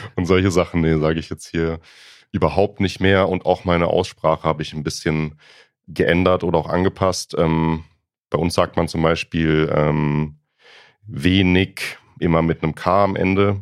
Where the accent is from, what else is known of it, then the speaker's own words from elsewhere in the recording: Freiburg, Baden-Württemberg, Germany; accent: Alemannic; now in Berlin, Germany; ich komme aus Baden-Württemberg, aus ähm, Freiburg, Ecke Freiburg